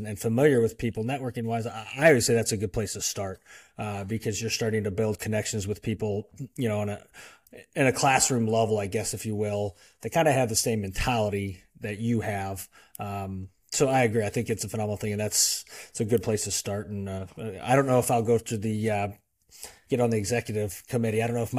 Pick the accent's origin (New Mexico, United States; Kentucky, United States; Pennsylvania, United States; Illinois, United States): Illinois, United States; Belleville; I grew up in Belleville, lived here most of my life